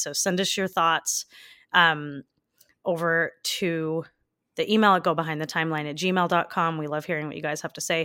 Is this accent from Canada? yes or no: yes; Canada; Since I'm from Canada, growing up, we, we honestly didn't learn much about our First Nations people